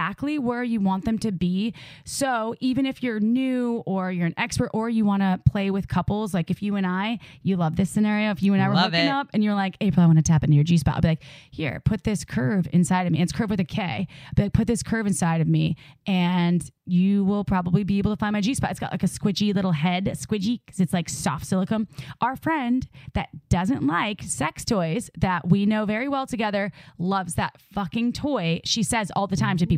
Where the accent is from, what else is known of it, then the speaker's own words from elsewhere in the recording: Midwest, United States; I grew up in the Midwest